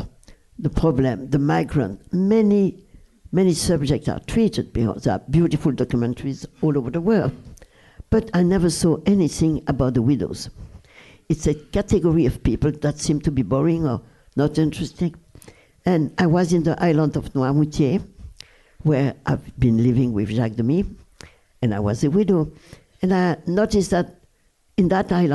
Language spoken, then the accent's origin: English; Brussels, Brussels-Capital Region, Belgium; English is a second language; moved away; the house where I was raised in Brussels.